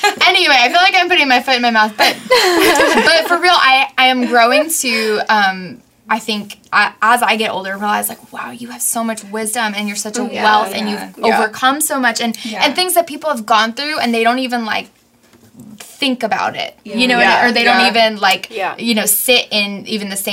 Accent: New York, United States; we're both from New York

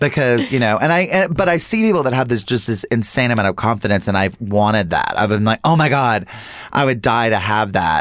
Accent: North Carolina, United States; now in Los Angeles, United States; as a Southerner and like moving out

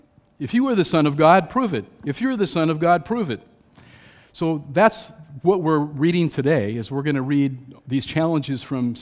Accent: California, United States; I grew up in Southern California, and I remember what's called the Mojave Desert.

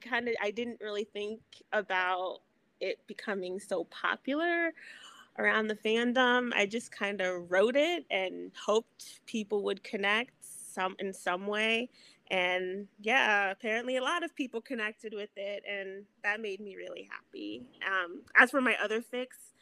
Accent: East Coast, United States; I'm from the East Coast

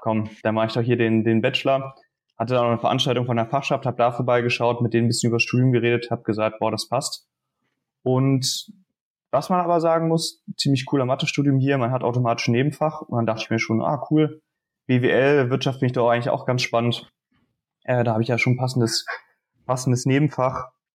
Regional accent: Dresden, Saxony, Germany; now in Münster, Germany; komme gebürtig aus Dresden

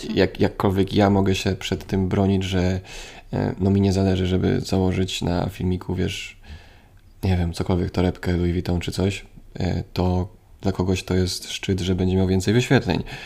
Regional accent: Poland; Jestem ze Strzębia, więc blisko

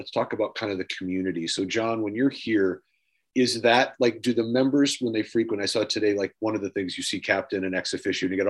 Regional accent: United States; as an American, I live in the service world

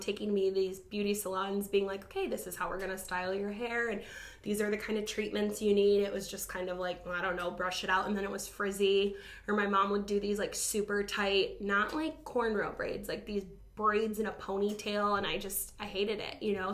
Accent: Toledo, Ohio, United States; I was born in Toledo

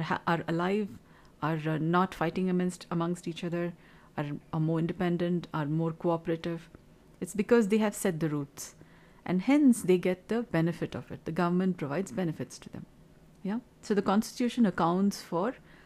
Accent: Kolar Gold Fields, Karnataka, India; moved away as an adult; now in Bengaluru, India; I come from Kula Goldfields, Bemmel area, BEM area, Bharat Earth Movers Limited, Kolar area, from the district of Kolar, and I came to Bengaluru city

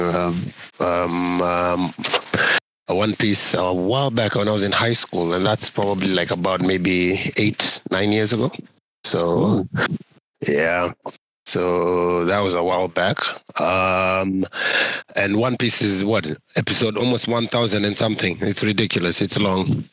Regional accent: Kenya; I'm from Kenya

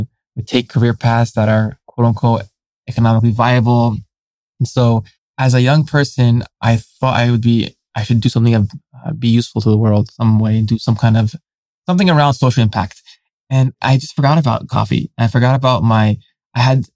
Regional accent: San Francisco, California, United States; growing up as a third culture kid, someone who has parents who immigrated here

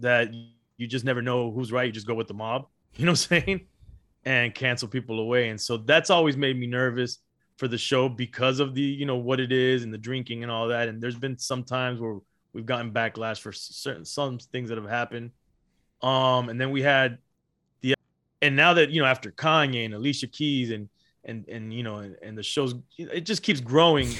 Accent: Miami, Florida, United States; also born or lived in Los Angeles, California; I was born in Los Angeles, raised in Miami, Florida

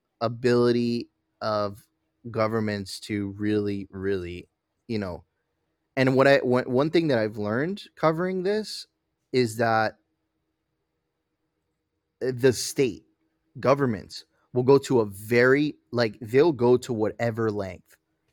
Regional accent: Venezuela; moved away

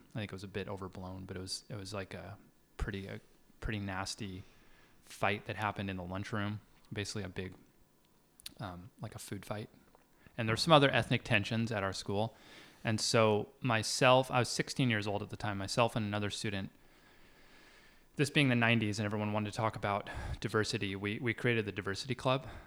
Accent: Seattle, Washington, United States; moved away; I come from Seattle. So I'm born and raised in, in the U S

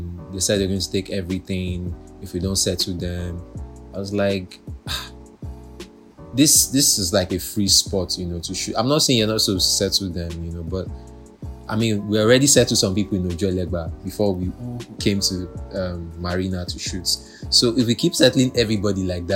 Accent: Lagos, Nigeria; I grew up in Mushin

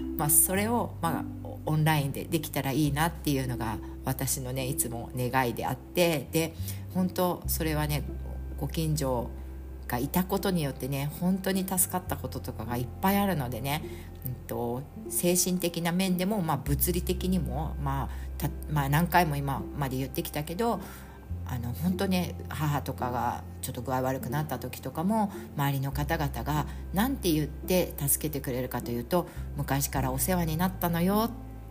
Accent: Chiba, Japan; 私千葉県民で

